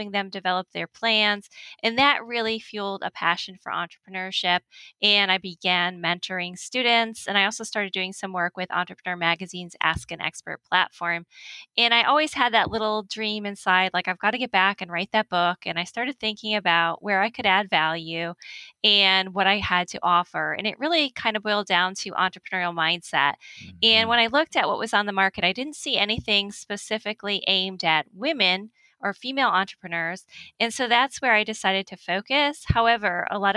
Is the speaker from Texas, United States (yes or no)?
no; Connecticut, United States; moved away as an adult; also born or lived in Miami, Florida; I grew up in Connecticut.